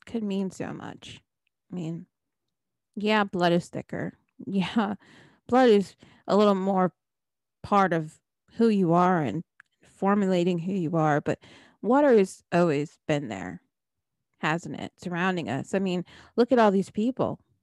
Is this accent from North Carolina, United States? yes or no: no; New Jersey, United States; I'm from New Jersey